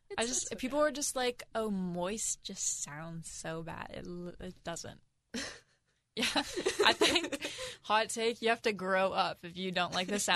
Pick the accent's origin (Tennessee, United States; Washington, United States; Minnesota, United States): Washington, United States; Mercer Island; also born or lived in Seattle; Mercer Island. Nice. Born and raised.